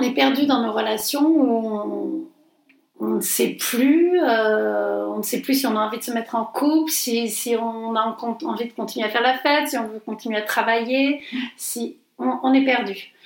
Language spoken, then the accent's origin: French; Montpellier, Occitania, France; moved away; on est provincial, on est de Montpellier